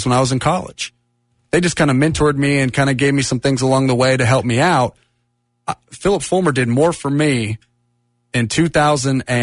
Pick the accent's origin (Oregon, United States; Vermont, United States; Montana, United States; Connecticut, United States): Oregon, United States; moved away as an adult; also born or lived in Tennessee / New York / Boston; now in Knoxville, United States; I'm from Oregon, came here for 4 years, and then was in New York for three, Boston for 6 months, and then back here to East Tennessee